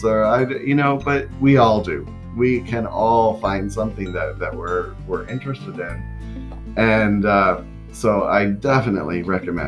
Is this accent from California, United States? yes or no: no; Florida, United States; I am from Florida